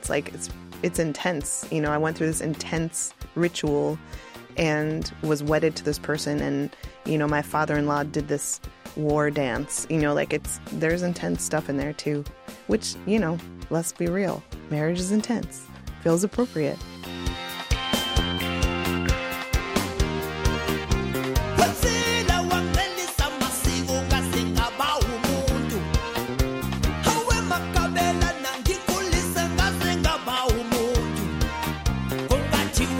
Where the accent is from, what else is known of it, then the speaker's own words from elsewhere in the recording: United States; as a white American kid